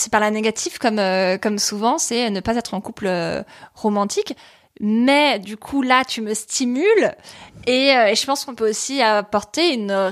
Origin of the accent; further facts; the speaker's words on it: Paris, Île-de-France, France; Née à Paris, quoi, genre euh, la vraie.